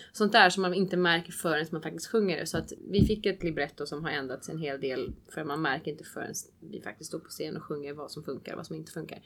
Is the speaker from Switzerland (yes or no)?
yes; Switzerland; Swedish is a second language; moved away; jag själv inte är uppvuxen i Sverige och svenska är inte mitt absolut första språk. Jag är uppvuxen i Schweiz och kan tyska